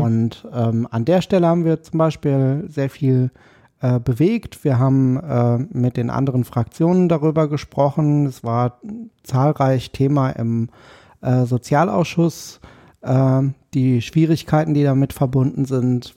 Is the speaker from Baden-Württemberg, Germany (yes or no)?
no; Paderborn, North Rhine-Westphalia, Germany; moved away as an adult; also born or lived in Dortmund; now in Berlin, Germany; ich bin äh, geboren in Paderborn